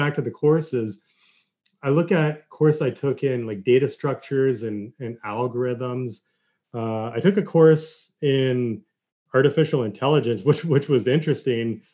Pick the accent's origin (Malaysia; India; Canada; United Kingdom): Canada; Kingston, Ontario; I grew up in Kingston